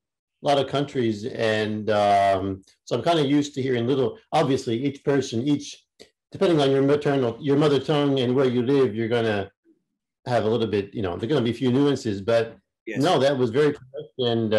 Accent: Louisville, Kentucky, United States; moved away as an adult; also born or lived in France; I was born in Louisville, Kentucky in the USA. So, the bluegrass state, as it's called. That's where I grew up.

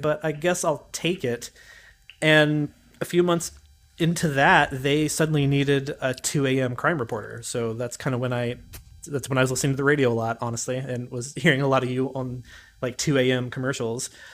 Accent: Gallipolis, Ohio, United States; moved away as an adult; also born or lived in Athens, Ohio; now in Austin, United States; I was originally from Gallipolis, Ohio, which, if anybody doesn't know, is way down in the ass crack of Appalachia

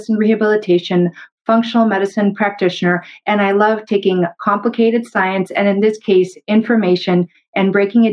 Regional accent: Canada; I'm a Canadian medical doctor

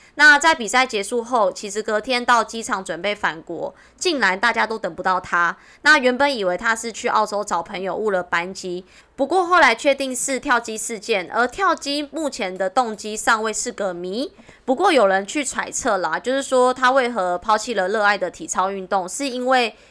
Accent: Wanggong, Changhua County, Taiwan; accent: Taiwanese Mandarin; 我是彰化王宫人呢

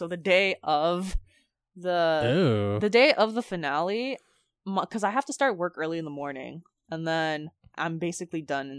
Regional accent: Philippines; since we're Filipino, it's just like that's the sort of thing you do.

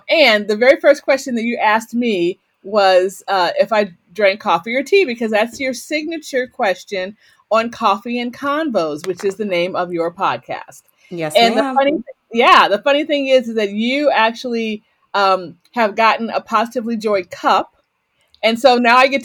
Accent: Waterbury, Connecticut, United States; So I'm from the Waterbury

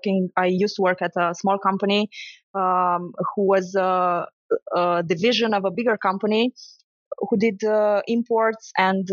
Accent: Romania; also born or lived in Sibiu; I grew up in Romania

